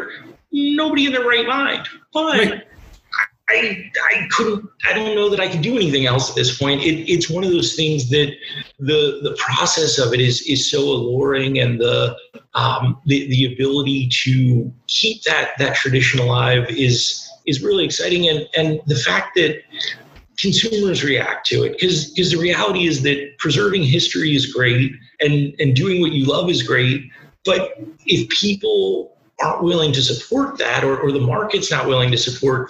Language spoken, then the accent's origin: English; Lancaster County, Pennsylvania, United States; moved away as an adult; also born or lived in Brooklyn, New York; growing up in Lancaster County